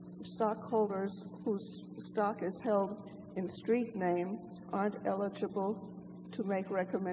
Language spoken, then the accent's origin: English; Florida, United States; I come from Florida.